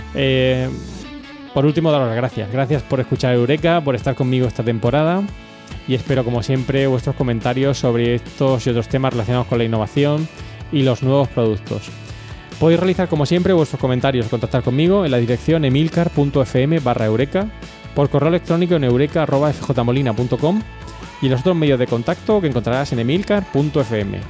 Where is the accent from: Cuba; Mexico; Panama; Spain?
Spain; Region of Murcia; somos de Murcia